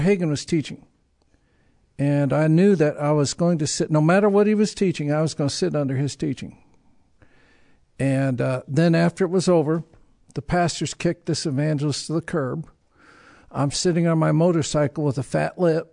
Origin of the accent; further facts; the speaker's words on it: Tacoma, Washington, United States; I'm from Tacoma, Washington